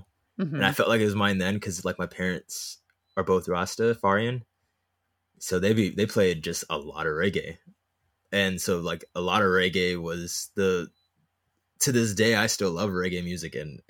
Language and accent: English; Hollywood, California, United States; But anyways, I was born in Hollywood. Yeah.